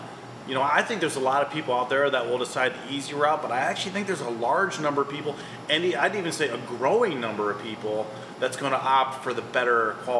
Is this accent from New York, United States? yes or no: no; Akron, Ohio, United States; I'm from Akron.